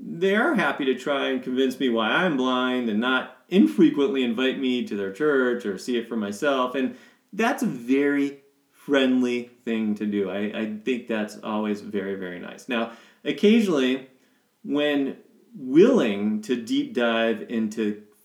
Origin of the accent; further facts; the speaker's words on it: Ohio, United States; now in Colorado Springs, United States; the people that we grew up with in Ohio